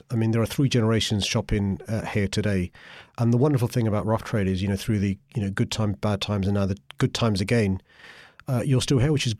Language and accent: English; London, United Kingdom; I grew up in Tooting when there were independent record shops around.